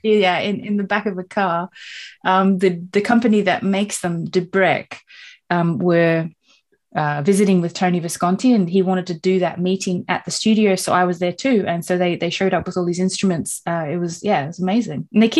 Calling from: London, United Kingdom; Oh, I'm zooming in from London, England, where it is drizzly and grey, which is what you would expect.

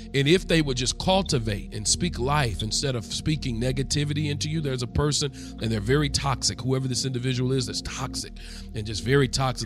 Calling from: Rex, Georgia, United States; I'm calling from Rex, Georgia.

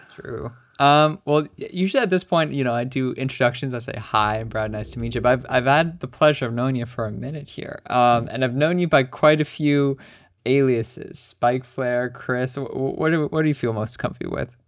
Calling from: Buenos Aires, Argentina; I'm calling from Buenos Aires, Argentina.

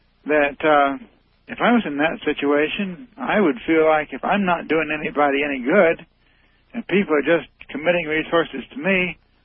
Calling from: Indiana, United States; I'm calling from Indiana.

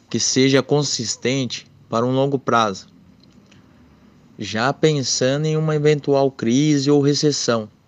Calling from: Sorocaba, São Paulo, Brazil; sou aqui de Sorocaba.

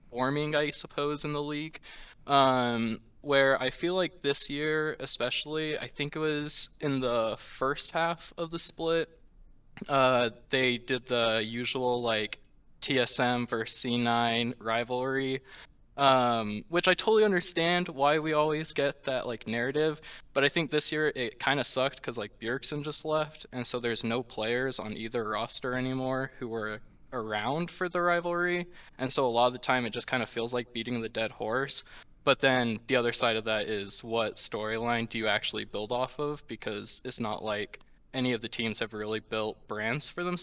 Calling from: Cedar City, Utah, United States; Hello, I'm calling from Cedar City, Utah.

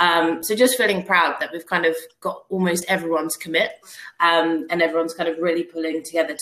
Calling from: Balham, London, United Kingdom; I'm in Balham. So, Balham in South London, Southwest.

